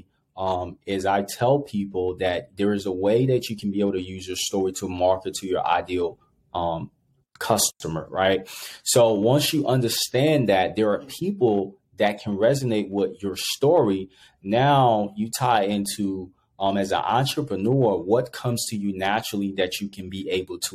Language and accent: English; Monrovia, Montserrado, Liberia; also born or lived in Ivory Coast; now in United States; originally I grew up in Monrovia, Liberia